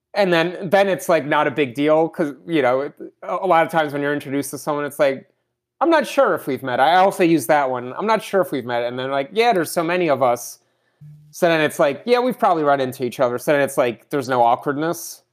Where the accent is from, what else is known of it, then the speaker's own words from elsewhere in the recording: Russia; I was born in Russia